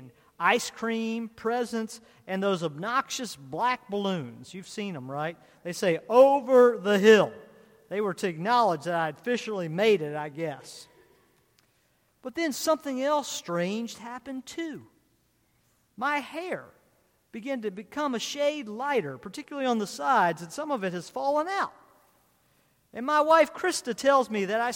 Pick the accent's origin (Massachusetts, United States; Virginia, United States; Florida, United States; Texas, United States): Virginia, United States; Culpeper; I grew up in Culpeper, Virginia